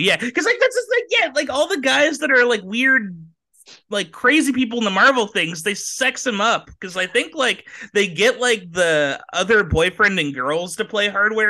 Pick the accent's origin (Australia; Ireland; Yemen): Ireland; Oh yeah. By the way, I'm Irish.